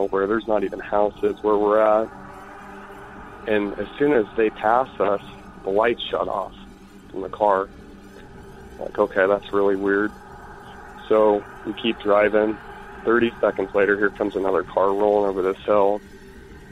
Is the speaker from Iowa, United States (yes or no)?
yes; Iowa, United States; I'm from Iowa.